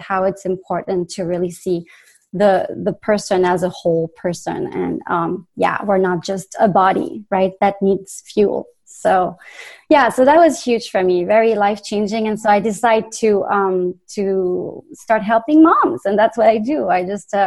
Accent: France; accent: French; English is a second language; moved away; I'm originally from France. You probably hear the accent

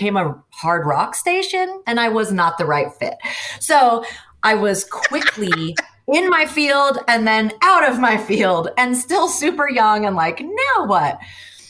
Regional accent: Seattle, Washington, United States; I grew up in the Puget Sound area, Seattle area of the United States

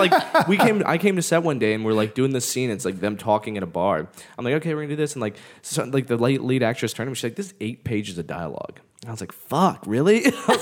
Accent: Charlottesville, Virginia, United States; I was born and raised in Charlottesville

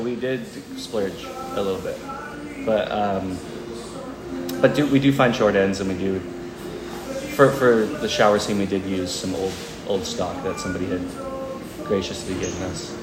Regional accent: Canada; being Canadian

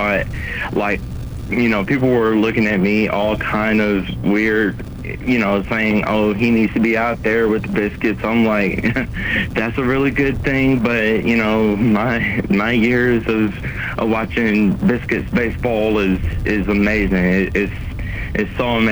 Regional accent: Montgomery, Alabama, United States; my hometown of Montgomery

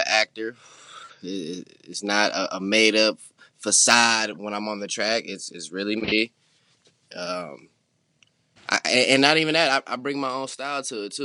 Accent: St. Paul, Minnesota, United States; now in Los Angeles, United States; I'm from St. Paul, Minnesota

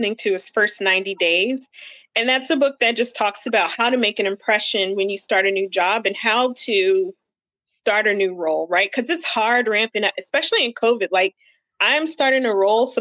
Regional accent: Ohio, United States; I'm from Ohio. I went to Miami of Ohio for undergrad

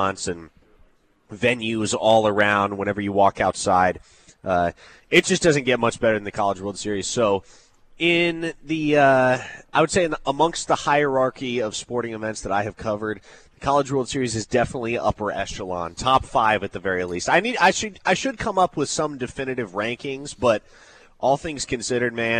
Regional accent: Omaha, Nebraska, United States; I grew up here in Omaha

